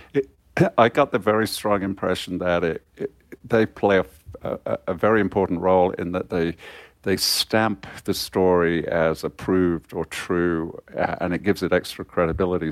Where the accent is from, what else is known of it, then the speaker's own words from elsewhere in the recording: Coventry, West Midlands, United Kingdom; I was born in Coventry uh, in, the, in the 1950s, and Coventry was still basically a ruin back then.